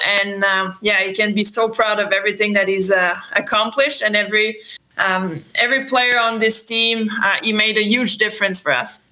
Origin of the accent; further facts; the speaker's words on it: Châteauguay, Quebec, Canada; first language French; English is a second language; also born or lived in Montreal, Canada / Calgary, Canada; I was always driving back to Chateauguay, my hometown.